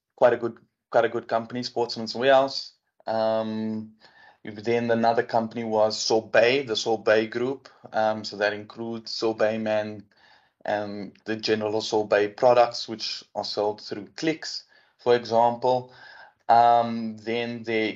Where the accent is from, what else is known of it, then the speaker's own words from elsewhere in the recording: Port Elizabeth, Eastern Cape, South Africa; also born or lived in Johannesburg; I'm from Tabega, Port Elizabeth, as it was known.